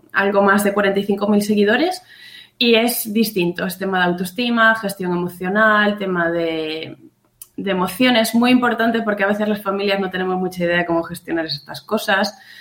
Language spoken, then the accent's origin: Spanish; Pontevedra, Galicia, Spain; now in Burela, Spain; yo soy de Pontevedra, de un pueblecito que se llama Huevo, pero vivo en Burela, en la costa de Lugo